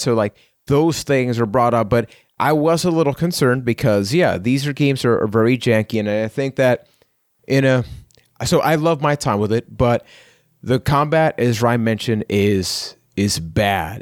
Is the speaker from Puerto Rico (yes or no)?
yes; Puerto Rico; I am from Puerto Rico